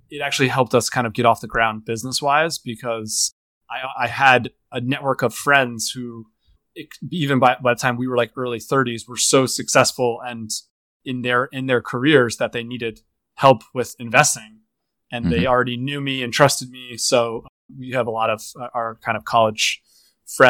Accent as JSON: {"language": "English", "town": "Boca Raton", "region": "Florida", "country": "United States", "tie": "born or raised there", "said": "I was growing up in Boca Raton"}